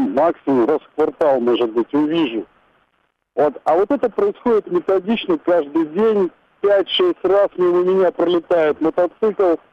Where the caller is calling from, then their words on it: Moscow, Russia; Здравствуйте, я из Москвы.